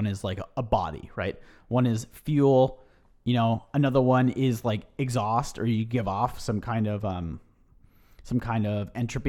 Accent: Mill Valley, California, United States; Scott Dunbar is a man who we grew up with in Mill Valley

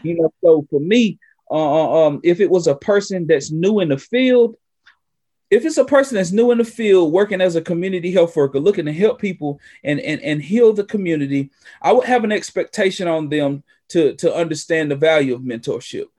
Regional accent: Western North Carolina, United States; native of Western North Carolina, here in the Appalachia

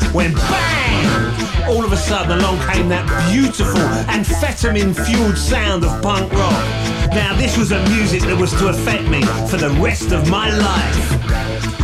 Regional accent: London, United Kingdom; when I was a teenager growing up in North London in the early 70s

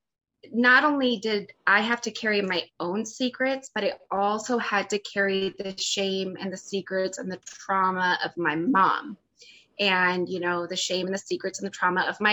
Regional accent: Phoenix, Arizona, United States; I grew up in a fairly affluent neighborhood in, it's called Ahwatukee. It's a suburb

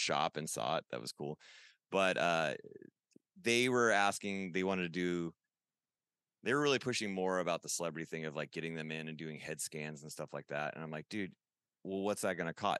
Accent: Huntington Beach, California, United States; you're in my hometown

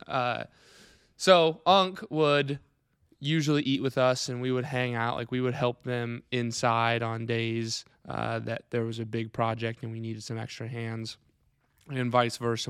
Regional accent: Clarion, Iowa, United States; born and raised here in, uh, Wright County, Clarion Grad

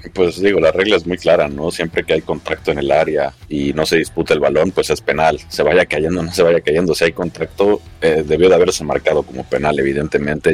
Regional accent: Mexico; como mexicano yo

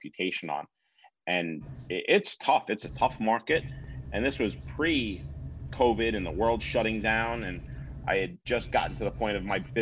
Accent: Long Island, New Yorker, United States; As a New Yorker, we're here on Long Island.

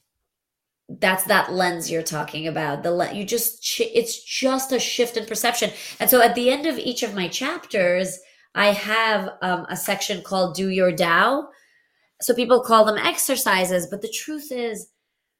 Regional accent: Latvia; first language Russian; English is a second language; moved away; I was born in Latvia, but I spoke Russian

